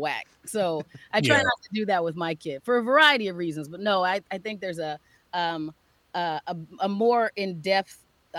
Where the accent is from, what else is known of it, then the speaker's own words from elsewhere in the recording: Phoenix, Arizona, United States; now in Minnesota, United States; Phoenix, Arizona. Grew up.